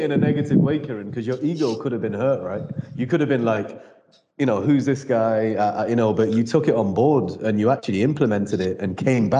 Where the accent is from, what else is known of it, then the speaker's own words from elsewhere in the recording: United Kingdom; Being a British Indian guy